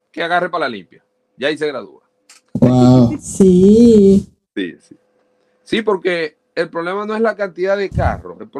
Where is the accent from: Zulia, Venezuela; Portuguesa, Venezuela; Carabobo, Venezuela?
Zulia, Venezuela; Maracaibo; accent: maracucho; moved away as an adult; also born or lived in Barquisimeto; now in United States; trato de dar lo mejor de mí en cuanto al acento neutro, porque yo soy muy maracucho. Yo, a mí se me sale el molleja.